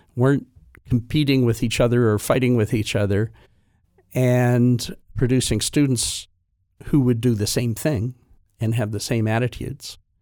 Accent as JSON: {"language": "English", "town": "Halifax", "region": "Nova Scotia", "country": "Canada", "tie": "born or raised there", "also_born_or_lived": "Toronto", "said": "I grew up in Halifax, went to Dalhousie for my undergrad"}